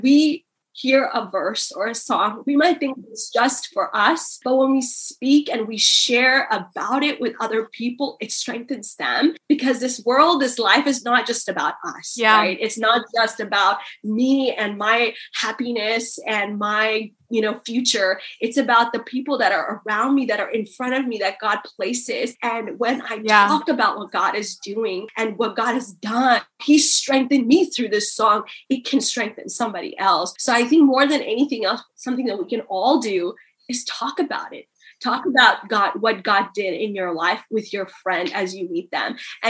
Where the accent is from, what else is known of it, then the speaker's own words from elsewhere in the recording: India; born there; You know, coming from an Indian culture, I was born in India. It's an Asian country where women are not seen as first-class citizens.